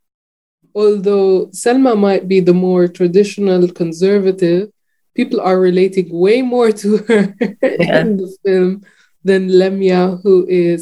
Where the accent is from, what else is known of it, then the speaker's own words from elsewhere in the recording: Jordan; I was not totally aware of that growing up in Jordan